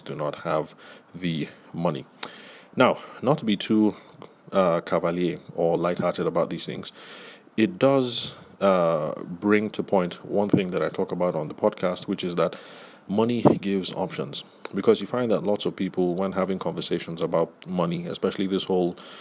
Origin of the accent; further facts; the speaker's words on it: Nigeria; growing up in the Nigerian professional space